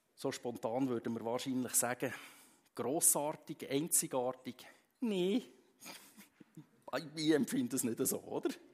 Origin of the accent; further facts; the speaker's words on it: Switzerland; bei uns in der Schweiz